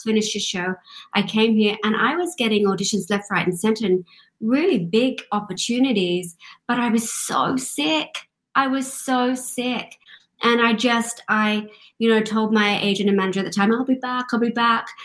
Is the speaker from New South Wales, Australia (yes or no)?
yes; Sydney, New South Wales, Australia; moved away; also born or lived in London / Glasgow, Scotland; Originally, I'm from Australia grew up in uh, grew up in Australia, Sydney, Australia